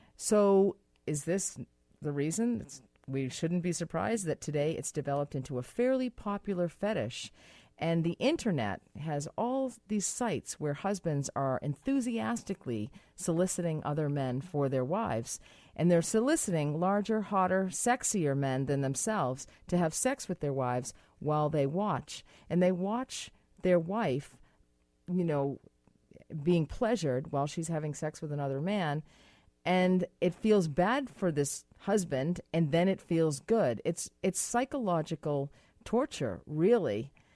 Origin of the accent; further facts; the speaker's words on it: United States; moved away; in America, which is my home country, which is where I'm from